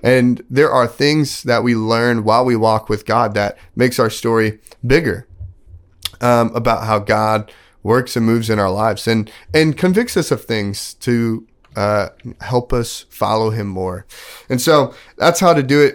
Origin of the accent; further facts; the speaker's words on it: Texas, United States; moved away; also born or lived in Kansas; I grew up in Texas, then I moved to Kansas